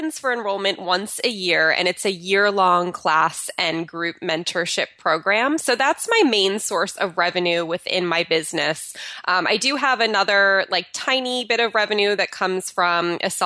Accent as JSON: {"language": "English", "region": "New Jersey", "country": "United States", "tie": "born or raised there", "moved": "as an adult", "lives_now": "California, United States", "said": "moving from my hometown of New Jersey to moving out to California"}